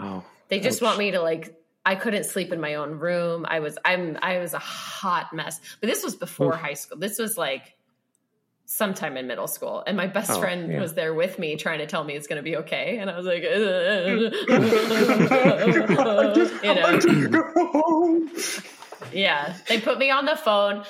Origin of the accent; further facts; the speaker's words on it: Sonoma, California, United States; I had to transition to public high school. Which I was happy to do. Like I hated Catholic school. And plus it's also the only high school in Sonoma